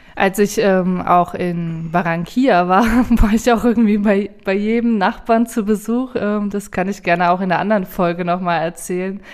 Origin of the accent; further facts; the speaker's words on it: Potsdam, Brandenburg, Germany; ich bin Potsdamer